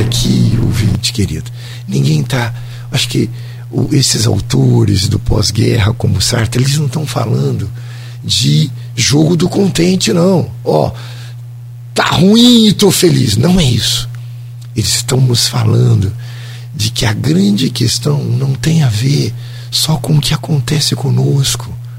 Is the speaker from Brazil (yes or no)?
yes; Ribeirão Preto area, São Paulo, Brazil; also born or lived in Rio de Janeiro; now in Campos dos Goytacazes, Brazil; eu sou paulista, né? De porta a porteira, lá da região de Ribeirão Preto